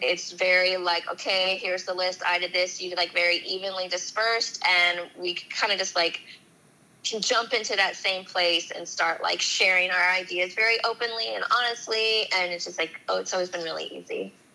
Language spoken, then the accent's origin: English; Huntington Beach, California, United States; I'm originally from Huntington Beach in Orange County